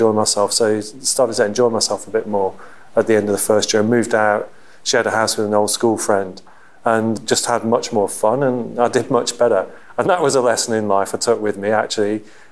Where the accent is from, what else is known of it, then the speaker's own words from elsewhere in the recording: West Midlands, United Kingdom; also born or lived in Liverpool; I was born in Liverpool, moved to the Midlands just outside Stratford-on-Avon when I went to school.